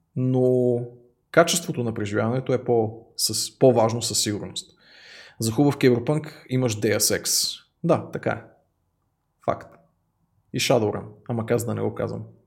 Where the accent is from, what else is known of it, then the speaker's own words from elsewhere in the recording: Bulgaria; Аз съм истински българин